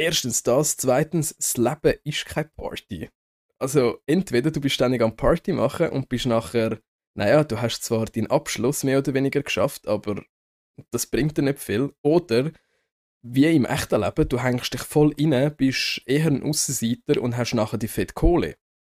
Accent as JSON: {"language": "German", "region": "Zurich", "country": "Switzerland", "said": "ich bin Zürcher"}